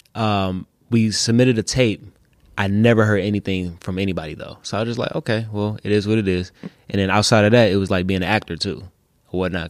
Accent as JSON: {"language": "English", "town": "Detroit", "region": "Michigan", "country": "United States", "tie": "born or raised there", "said": "west side of Detroit"}